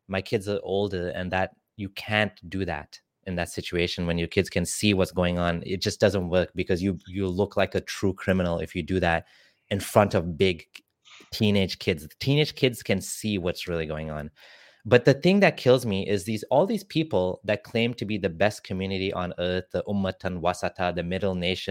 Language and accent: English; Kenya; I'm actually from Kenya